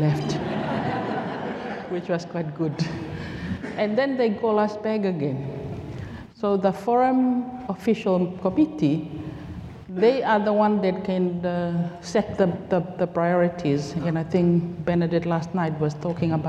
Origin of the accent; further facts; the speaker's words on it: Tonga; moved away as an adult; now in Fiji; I'm from Tonga. I moved to work in Fiji in 2018